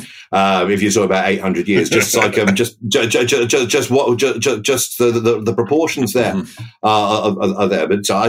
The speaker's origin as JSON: {"language": "English", "town": "Maidenhead", "region": "South East England", "country": "United Kingdom", "tie": "born or raised there", "moved": "yes", "lives_now": "Brighton, United Kingdom", "said": "I'm initially raised in Maidenhead, which is 50 miles west of London. My dad comes from County Clare, but my mum from a nearby town called Reading."}